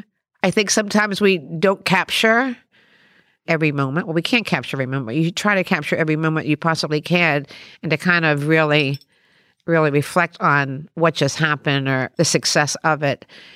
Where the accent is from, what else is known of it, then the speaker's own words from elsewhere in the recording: Maryland, United States; when I look back in that little town that I grew up in Western Maryland